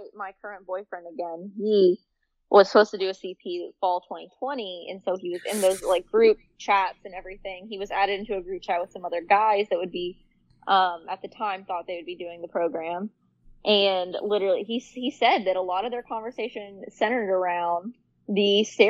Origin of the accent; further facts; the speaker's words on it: Kentucky, United States; moved away; a university that's in Kentucky, which is where I'm from